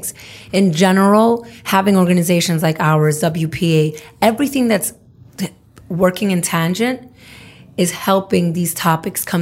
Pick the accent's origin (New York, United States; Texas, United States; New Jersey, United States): New York, United States; New York City; I'm from Brooklyn